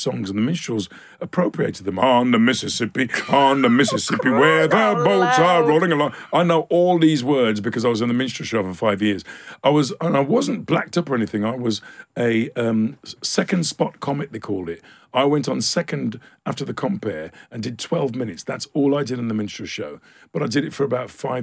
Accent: United Kingdom; me growing up in this country

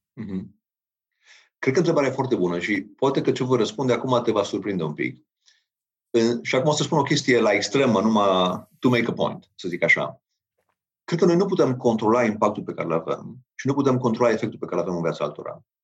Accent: Romania; noi ca și români

